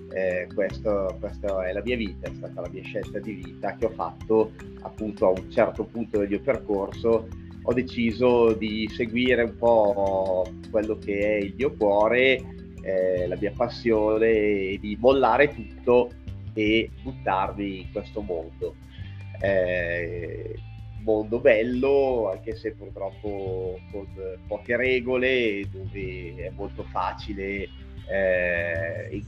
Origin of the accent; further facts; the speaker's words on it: Pavia, Lombardy, Italy; now in Valle Imagna, Italy; io sono pavese, sono di Pavia, eh, la mia città di origine, ma eh, vent'anni eh, fa quasi mi sono trasferito dalla Bergamasca